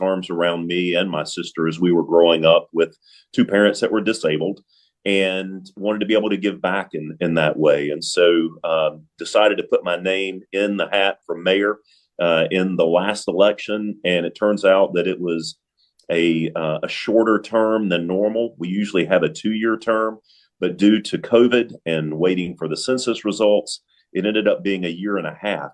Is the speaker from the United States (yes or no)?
yes; Lexington, North Carolina, United States; I grew up here in Lexington